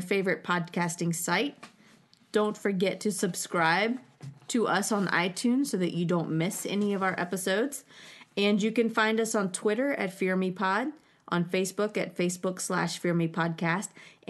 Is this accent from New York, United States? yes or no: no; North Carolina, United States; we're all from North Carolina